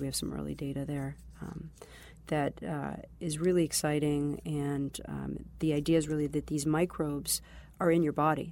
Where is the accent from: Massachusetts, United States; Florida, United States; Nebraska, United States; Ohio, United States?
Massachusetts, United States; Boston; also born or lived in Israel; I grew up in the Boston area, but I'd say it's been, um, probably about ten to twelve years in Israel